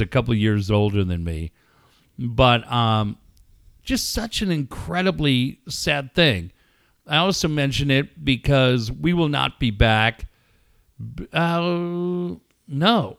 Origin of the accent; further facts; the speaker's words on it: Encinitas, California, United States; Encinitas and Cardiff is a really small, tight-knit community. And my hometown is brokenhearted tonight.